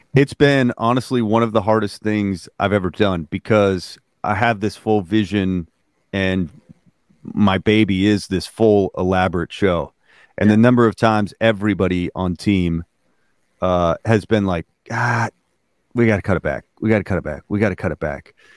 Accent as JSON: {"language": "English", "region": "Alaska", "country": "United States", "tie": "born or raised there", "said": "I, was born and raised in Alaska"}